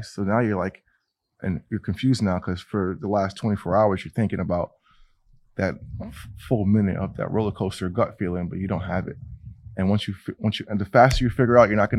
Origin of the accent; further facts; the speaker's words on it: New England, United States; I go to my hometown in New England and I can ride around my street like, oh, that's where I went to school